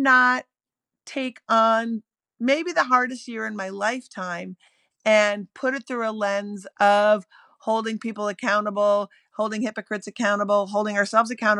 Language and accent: English; Minneapolis, Minnesota, United States; now in Brooklyn, United States; I live in Brooklyn. I'm from Minneapolis